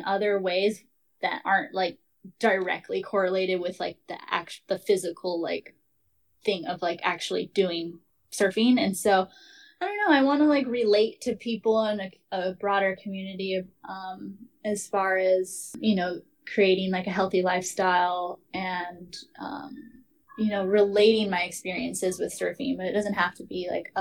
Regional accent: Hawaii, United States; being Hawaiian

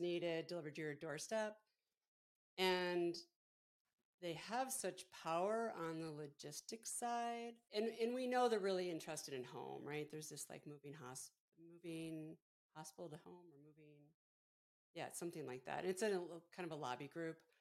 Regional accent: Buffalo, New York, United States; moved away; we grew up outside of Buffalo, so not so far from Pittsburgh

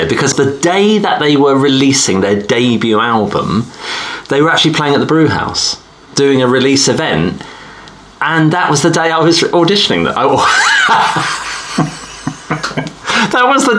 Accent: Colchester, East of England, United Kingdom; we're really from Colchester

